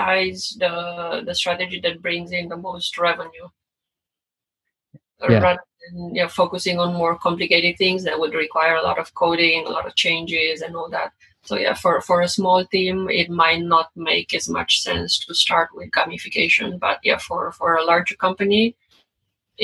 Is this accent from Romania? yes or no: yes; Romania; English is a second language; now in United States; I'm not from the US. I guess you can guess from my accent. So I'm from Romania originally